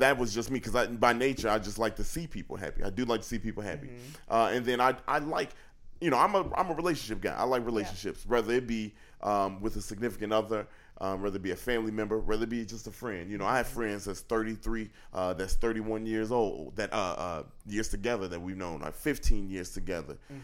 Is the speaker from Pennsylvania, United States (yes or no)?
no; Chicago, Illinois, United States; I'm from the South Side of Chicago, so I didn't have a lot growing up